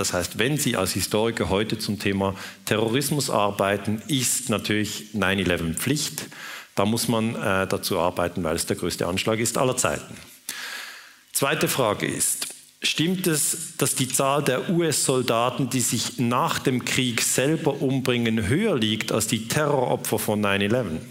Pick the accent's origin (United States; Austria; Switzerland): Switzerland; ich bin Schweizer